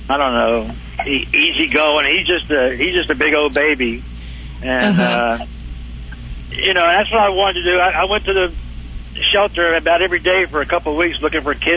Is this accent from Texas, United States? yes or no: yes; Dallas, Texas, United States; I'm from Dallas